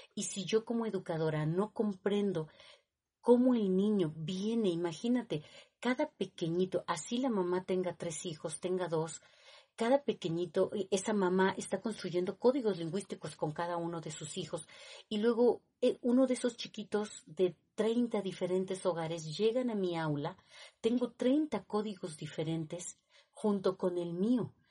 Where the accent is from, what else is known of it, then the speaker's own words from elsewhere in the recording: Mexico City, Mexico; yo nací en Tlatelolco